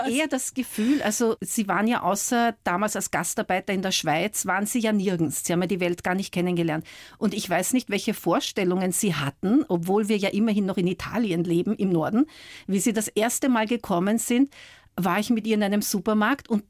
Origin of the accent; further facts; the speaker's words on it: Vienna, Austria; also born or lived in Scotland; Geprägt haben mich meine Heimat Wien, meine Zeit in Schottland und meine Liebe zu Büchern.